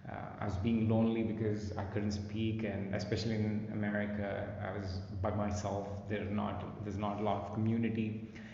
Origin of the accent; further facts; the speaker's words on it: Visakhapatnam, Andhra Pradesh, India; moved away as an adult; also born or lived in United States; when I was growing up in my hometown of Visakhapatnam, Andhra Pradesh